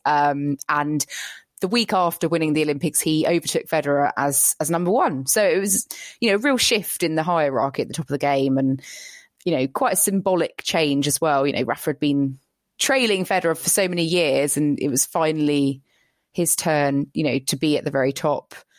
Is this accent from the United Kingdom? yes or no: yes; United Kingdom; as a British person